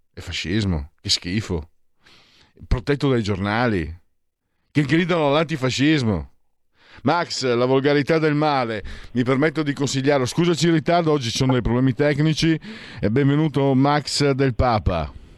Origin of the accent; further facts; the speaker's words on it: Friuli-Venezia Giulia, Italy; io che vengo dal Friuli